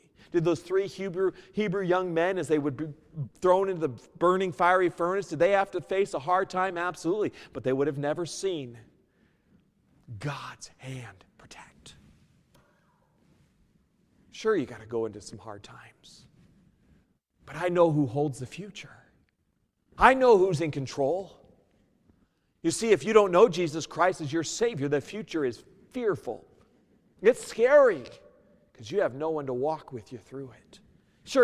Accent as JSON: {"language": "English", "region": "New Mexico", "country": "United States", "also_born_or_lived": "Winkler", "said": "I came from New Mexico, and then I went to Winkler, and then Winkler, we moved up to here"}